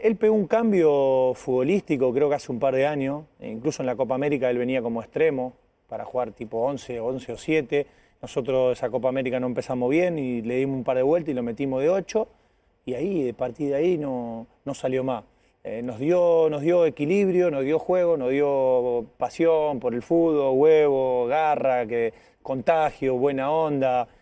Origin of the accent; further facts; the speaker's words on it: Casilda, Santa Fe, Argentina; moved away; al lado de mi pueblo, ahí corre con ventaja, queda 15 kilómetros donde soy yo, de, eh, Casilda